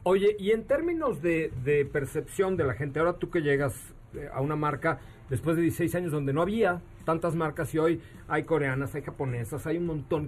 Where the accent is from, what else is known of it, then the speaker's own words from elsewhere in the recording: Mexico; como mexicanos, como comunicadores